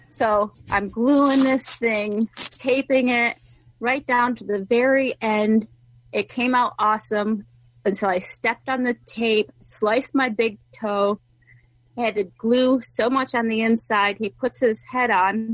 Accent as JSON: {"language": "English", "town": "Rome", "region": "New York", "country": "United States", "said": "I'm from Rome, New York"}